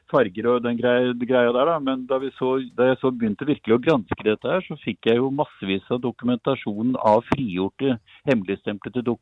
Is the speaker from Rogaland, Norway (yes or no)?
no; Bergen, Vestland, Norway; Jeg er fra Bergen. Jeg er født og oppvokst i Bergen. ja. Født i Bergen, i hvert fall.